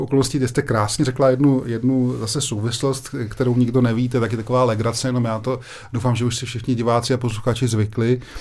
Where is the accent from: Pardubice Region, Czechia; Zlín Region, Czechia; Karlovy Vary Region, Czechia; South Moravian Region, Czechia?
South Moravian Region, Czechia; Brno; protože to je moje rodiště